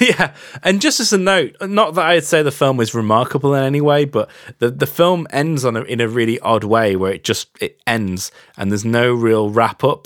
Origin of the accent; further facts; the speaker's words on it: England, United Kingdom; as an English person or as a British person